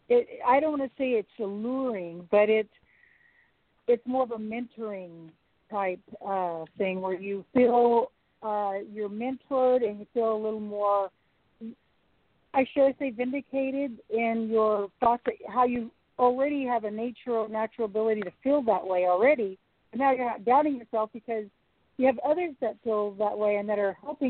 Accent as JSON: {"language": "English", "region": "California", "country": "United States", "tie": "born or raised there", "moved": "yes", "lives_now": "Alaska, United States", "said": "I was born and raised in California."}